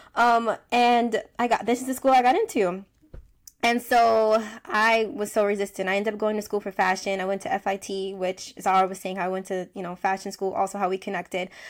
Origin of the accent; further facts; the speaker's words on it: United States; I'm from the United States